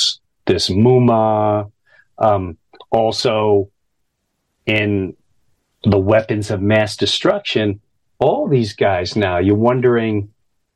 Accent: United States; as an American

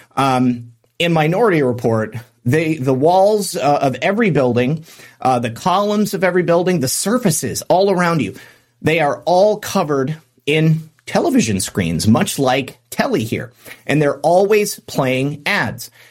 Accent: United States; as an American

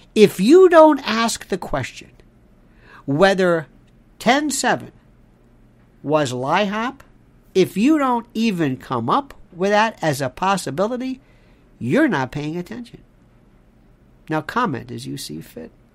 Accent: United States; I'm also an American

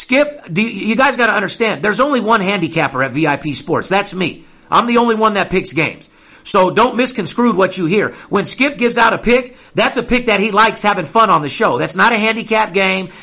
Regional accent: Las Vegas, Nevada, United States; I'm born and raised in Las Vegas, third generation

